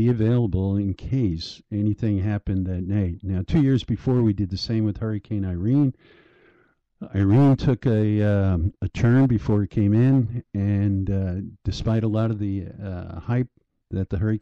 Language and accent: English; Breezy Point, New York, United States; also born or lived in Long Island; I grew up in Breezy Point after college